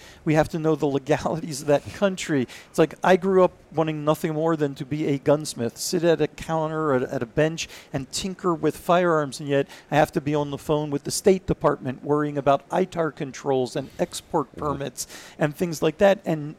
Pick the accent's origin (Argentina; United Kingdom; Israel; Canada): Israel; also born or lived in Philadelphia; And so we moved to Israel, and I grew up there, did military service there, went through a couple of wars there.